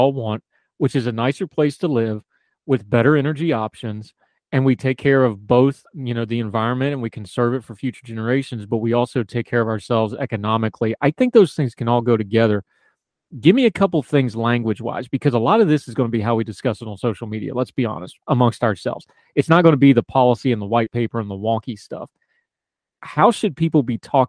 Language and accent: English; West Virginia, United States; moved away; the way I was raised rural in West Virginia